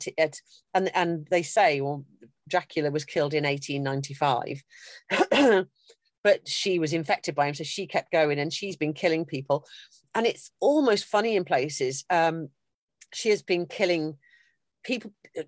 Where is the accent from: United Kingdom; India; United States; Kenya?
United Kingdom; I'm British through and through